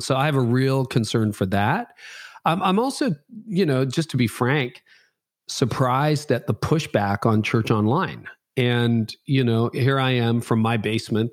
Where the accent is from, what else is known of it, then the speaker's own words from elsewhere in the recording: Canada; I'm Canadian.